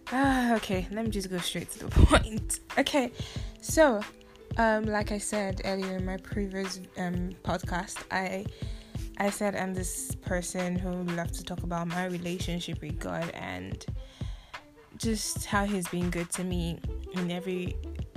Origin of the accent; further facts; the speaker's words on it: Nigeria; now in Taiwan; I am from Nigeria, and I spent most of my life in Nigeria